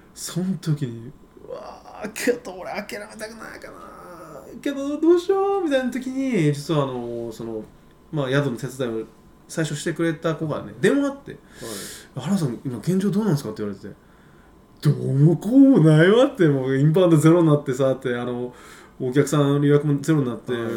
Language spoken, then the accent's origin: Japanese; Kumamoto, Japan; now in Beppu, Japan; 俺あの熊本出身なんで